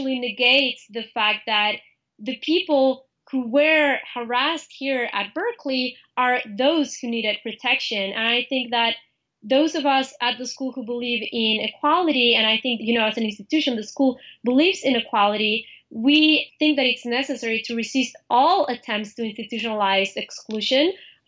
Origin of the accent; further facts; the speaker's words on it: Mexico City, Mexico; moved away; I'm from Mexico City, and I'm here part of the La Raza Student Association